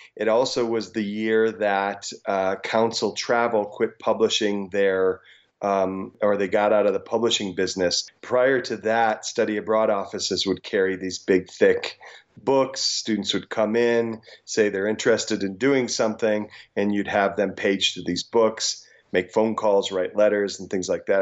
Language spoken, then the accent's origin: English; rural Illinois, United States; also born or lived in South Dakota; I grew up in a farm town in, uh, rural Illinois.